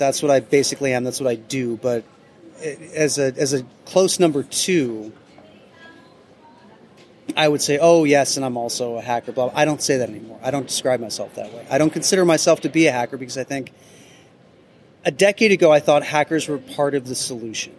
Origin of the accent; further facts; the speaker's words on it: Midwestern town, United States; In my Midwestern town